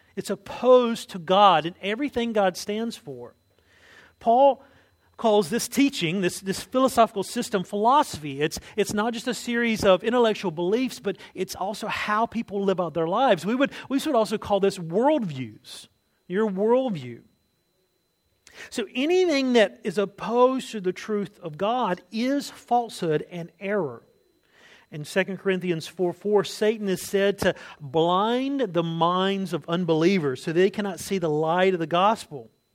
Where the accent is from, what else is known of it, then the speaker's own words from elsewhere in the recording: United States; as an American